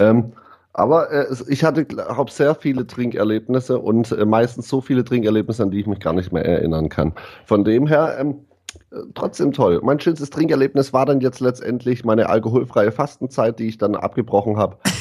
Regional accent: Ditzingen, Baden-Württemberg, Germany; ich komme aus, aus dem geilsten Dorf der Welt und zwar aus Ditzinger

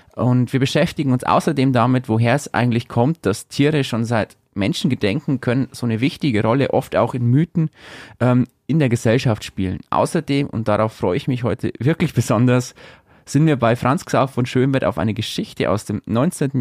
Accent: Upper Palatinate, Bavaria, Germany; bei uns in Oberpfalz

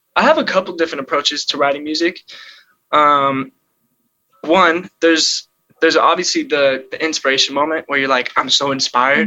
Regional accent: Illinois, United States; also born or lived in California; now in Los Angeles, United States; I was born in California. Crazy enough, but I moved to Illinois when I was two months old, so I was pretty much raised in Illinois

